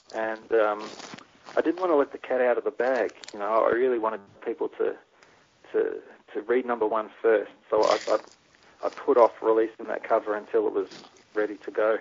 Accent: Melbourne, Victoria, Australia; I'm from Melbourne

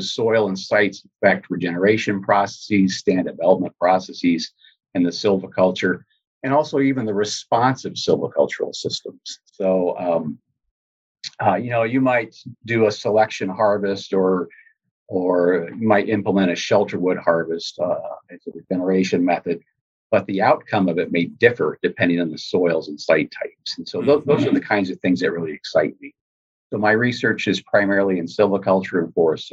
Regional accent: Columbia, Missouri, United States; growing up here in Missouri, I grew up here in Columbia, where I'm located now.

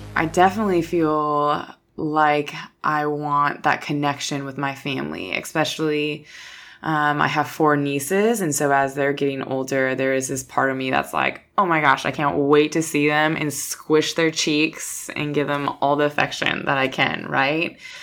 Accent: Minnesota, United States; moved away; Minnesota, that's where I'm from, small town Minnesota

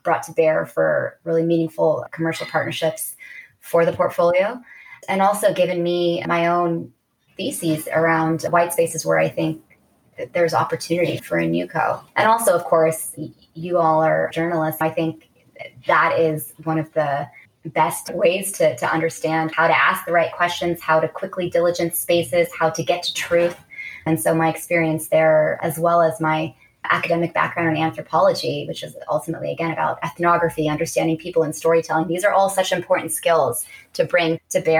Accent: Bay Area, California, United States; I grew up in the Bay Area

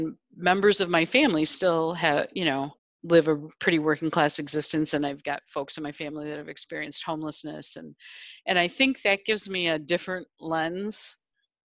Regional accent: Janesville, Wisconsin, United States; I grew up in the Rust Belt in a town called Janesville

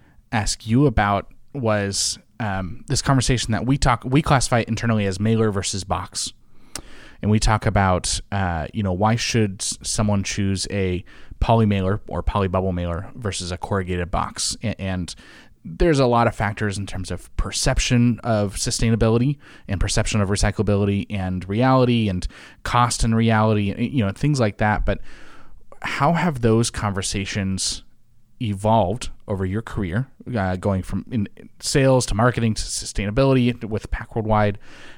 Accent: California, United States; Channel 9 for me in the Bay Area where I grew up.

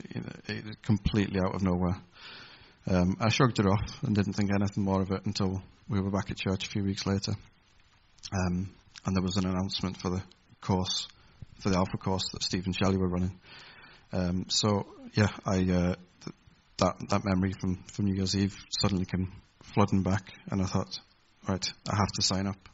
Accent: Carlisle, North West England, United Kingdom; moved away as an adult; also born or lived in Taynuilt, near Oban, Scotland / Holland; When I was 9 years old, we moved down here to Carlisle

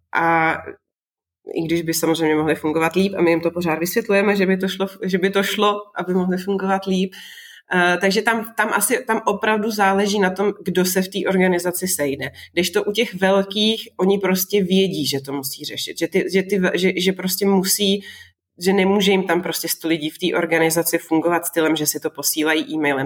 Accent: Moravia, Czechia; now in Prague, Czech Republic; já jsem vlastně taky z Moravy

